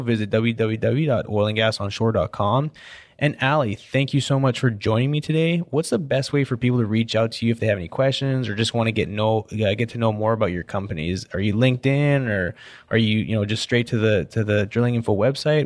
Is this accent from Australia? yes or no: no; Canada; now in Houston, United States; I'm Canadian